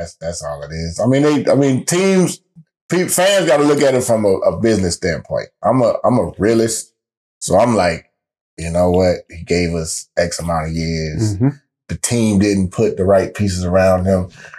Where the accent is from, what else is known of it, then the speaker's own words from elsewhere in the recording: Ohio, United States; I'm a hometown kid anyway, so I'm from Ohio